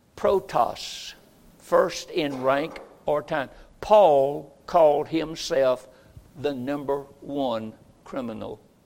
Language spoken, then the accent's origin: English; Roxboro, North Carolina, United States; moved away as an adult; I grew up, first 20 years of my life, in Roxboro, North Carolina, and I was born on High Street